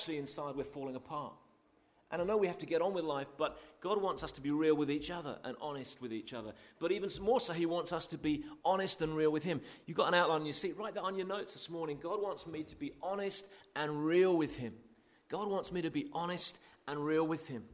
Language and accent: English; United Kingdom; most of us are here are British